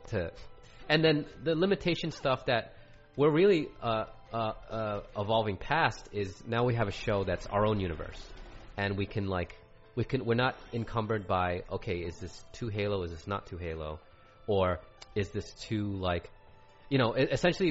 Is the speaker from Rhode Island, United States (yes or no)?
yes; Rhode Island, United States; I grew up in Rhode Island